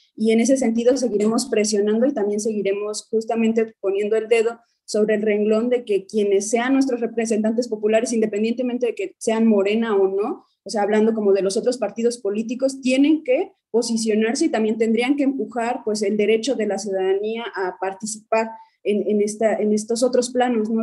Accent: Guerrero, Mexico; Yo soy de Guerrero y el otro compañero también promovente, Omar, somos de Guerrero

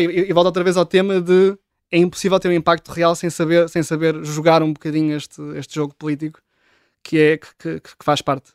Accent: Oeiras, Lisbon, Portugal; cresci em Oeiras, nos subúrbios de, de Lisboa

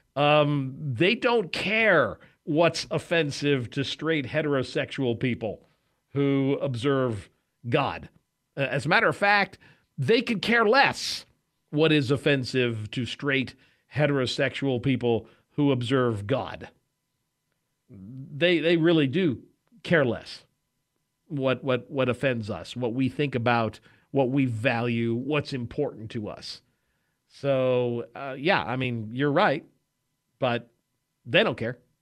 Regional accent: Wichita, Kansas, United States; I'm from Kansas. I'm from here in Wichita, which is sort of the south central

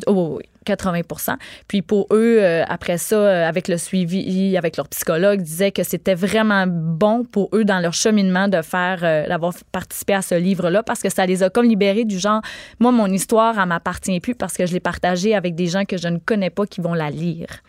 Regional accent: Gaspésie, Quebec, Canada; je suis native de la Gaspésie

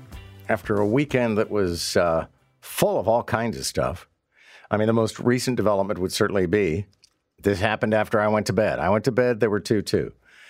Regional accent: Montreal, Quebec, Canada; I think people know if you're born and raised in Montreal, then you don't necessarily climb on board with the Leafs easily.

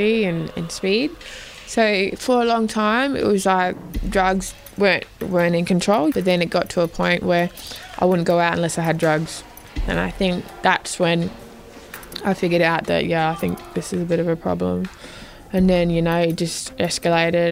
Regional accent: Darwin, Northern Territory, Australia; I was born in Darwin.

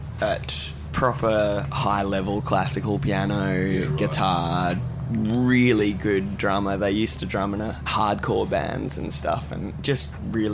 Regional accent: the Kimberley, Western Australia, Australia; also born or lived in Perth; now in London, United Kingdom; I grew up in the Kimberleys, so when I first went down to Perth, I was like, whoa, big city.

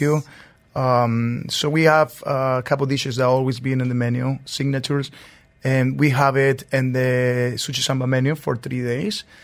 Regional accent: Mérida, Venezuela; moved away as an adult; also born or lived in Lima, Peru; now in New York, United States; I'm born and raised in Venezuela, Merida

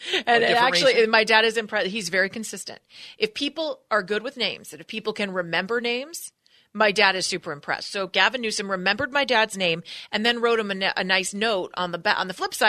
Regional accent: California, United States; I grew up in California. I was born and raised here.

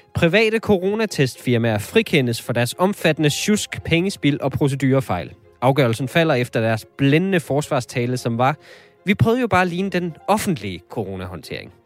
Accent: North Jutland, North Denmark Region, Denmark; Jeg er selv vokset op

